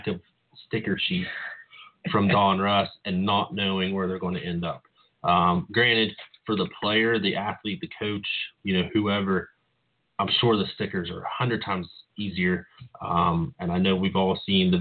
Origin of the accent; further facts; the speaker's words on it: West Virginia, United States; my hometown, which is a very small town in West Virginia